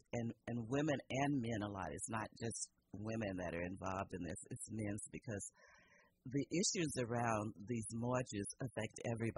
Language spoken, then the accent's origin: English; Louisiana, United States; now in Petaluma, United States; I grew up in the South in Louisiana back in the, I was 50s and 60s